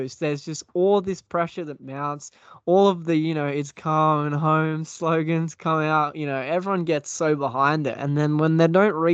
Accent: Australia; as an Aussie

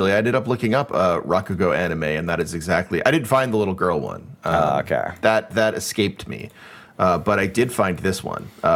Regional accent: United States; As an American

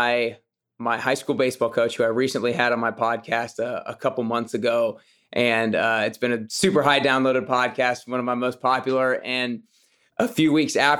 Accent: Atlanta, Georgia, United States; I'm from Atlanta. We played baseball there

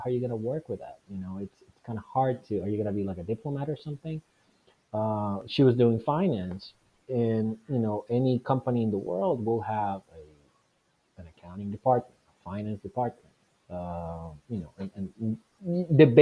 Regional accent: Venezuela; now in United States; I was born and raised in Venezuela

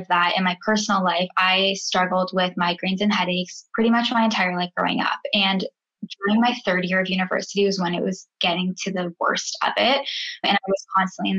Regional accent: Guelph, Ontario, Canada; moved away as an adult; now in Vancouver, Canada; I am originally from Guelph, Ontario, but I just moved to Vancouver, BC

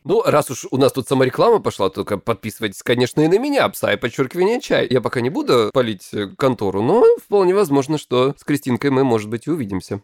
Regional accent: Krasnodar Krai, Russia; я с Кубани

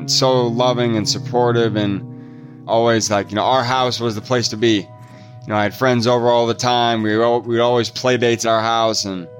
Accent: Fort Wayne, Indiana, United States; I'm from Fort Wayne, Indiana, originally. Small town, pretty not small, a couple hundred thousand people, northeast Indiana.

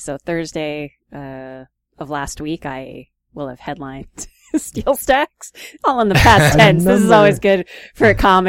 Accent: Easton, United States; I mean, it's cool because, you know, I grew up in Easton, so I like to do as many, you know, local things as possible.

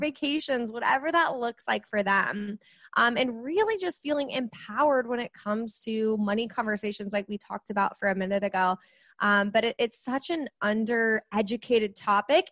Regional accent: Kansas City, United States; I am from Kansas City, right in the Midwest

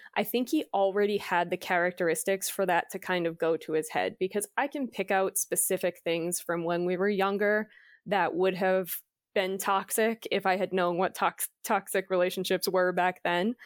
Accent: Massachusetts, United States; We grew up in Massachusetts, which is on the East Coast

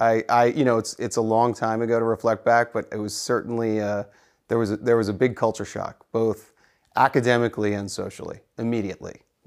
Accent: Sea Cliff, New York, United States; So from Long Island. I was born in Seacliff, Long Island, which is a little Victorian kind of hippie town on the North Shore of Long Island.

